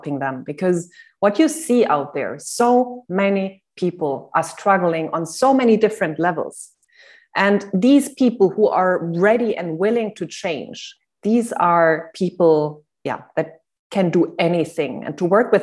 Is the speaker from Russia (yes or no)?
no; Germany; English is a second language; moved away; also born or lived in Cyprus / Netherlands / Switzerland; I am not a native English speaker. I'm from Germany originally, but I live in different countries